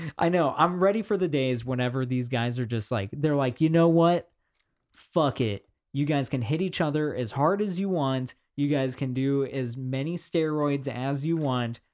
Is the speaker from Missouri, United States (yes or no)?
yes; Kansas City, Missouri, United States; we are from Kansas City, Missouri